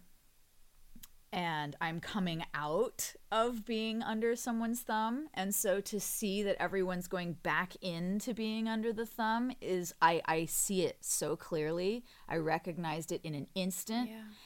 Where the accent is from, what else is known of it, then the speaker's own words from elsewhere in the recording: United States; having half English family now and being American